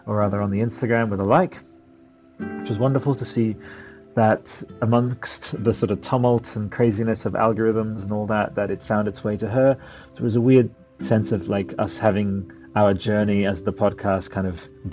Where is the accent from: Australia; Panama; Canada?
Australia; also born or lived in Canberra; I'm Australian. I live in Canberra